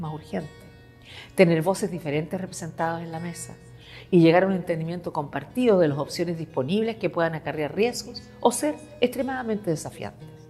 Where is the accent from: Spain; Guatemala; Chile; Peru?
Chile; moved away; Como muchos chilenos de mi generación, tuve que enfrentarme a un gobierno opresivo